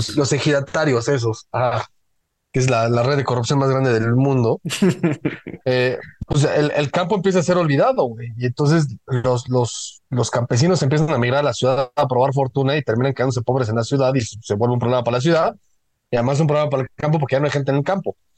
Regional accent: Mexico; Todos somos mexicanos

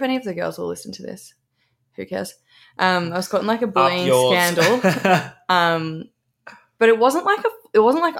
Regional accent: Melbourne, Victoria, Australia; also born or lived in Berwick, Victoria; I was raised in Brighton

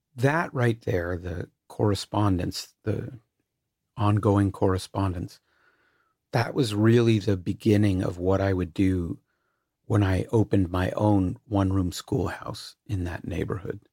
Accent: Canada; I'm Canadian and white

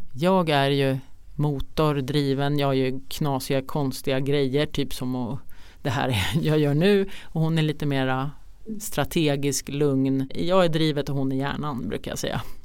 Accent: Trosa, Södermanland, Sweden; jag är uppvuxen i Trosa

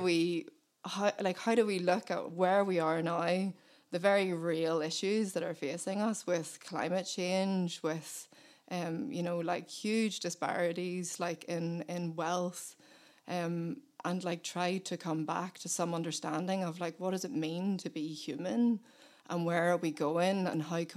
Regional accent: Belfast, Northern Ireland, United Kingdom; I was born in Belfast, and we moved out to the countryside when I was 8.

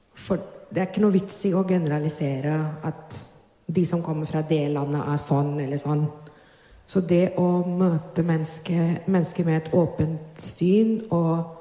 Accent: Mumbai, Maharashtra, India; moved away as an adult; now in Drammen, Norway; jeg er født og oppvokst i India. I Bombay, på vestkysten.

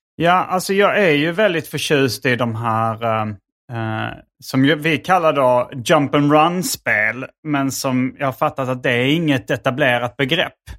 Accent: Hjärup, Skåne, Sweden; i Hjärup där jag växte upp

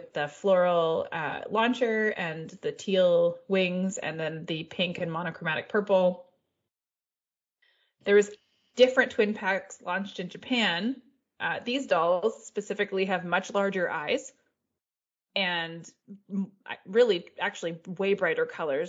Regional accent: Canada; As a Canadian

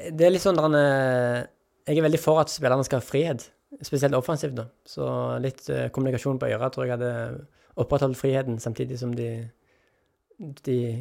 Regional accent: Jørpeland, Rogaland, Norway; now in Tananger, Norway; Stolt av å komme fra Jørpeland

